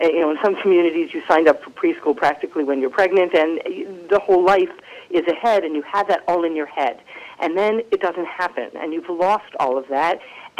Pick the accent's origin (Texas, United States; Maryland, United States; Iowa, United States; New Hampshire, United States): Maryland, United States; now in New Jersey, United States; I grew up in Maryland, actually, in a modern Orthodox community, and I came to go to school in New York